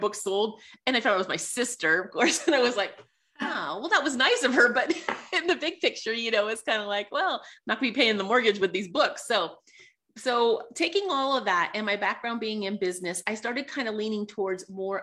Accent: Sonoma, California, United States; moved away as an adult; now in Colorado, United States; I grew up in Sonoma, California, which is by Napa Valley

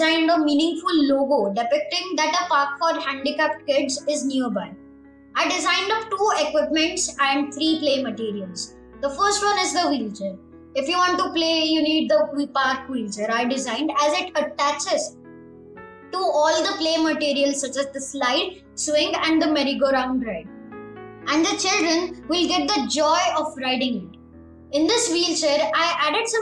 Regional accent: Pune, Maharashtra, India; I'm from Pune. I'm in grade

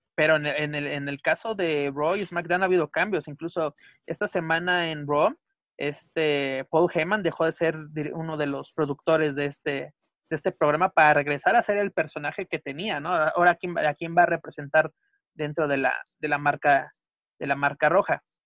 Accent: Mexico; nosotros como mexicanos

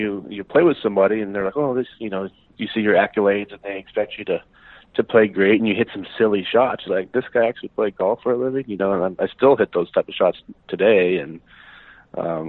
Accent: Eugene, Oregon, United States; now in Scottsdale, United States; I grew up in Eugene, Oregon

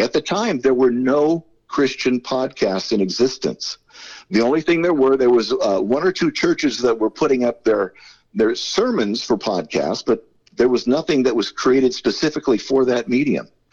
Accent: Southern California, United States; I'm a native California. I was born here a, a, long, long time ago in a, galaxy far, far away. But uh, yeah, I grew up here in, in Southern California.

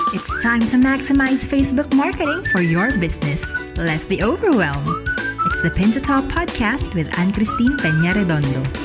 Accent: Davao City, Davao Region, Philippines; I'm from Davao

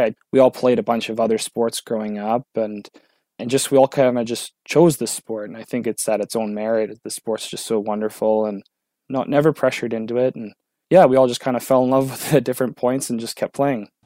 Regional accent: Sudbury, Ontario, Canada; I'm from Sudbury, it's not that far down the road

